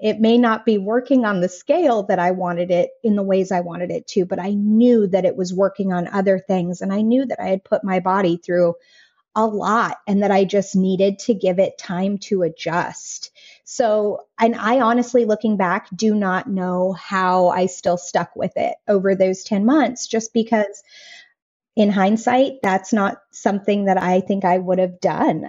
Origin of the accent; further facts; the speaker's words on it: Colorado, United States; moved away as an adult; now in Raeford, United States; we left the place that I was born and raised in Colorado